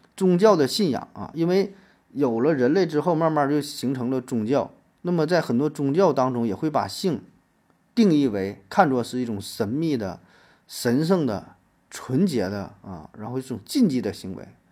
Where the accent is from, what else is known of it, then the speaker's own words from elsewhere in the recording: China; 我们中国人